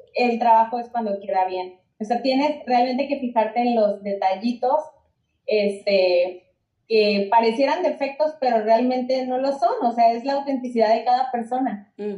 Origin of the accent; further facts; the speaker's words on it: Mexico; yo soy amante de México, me encanta mi país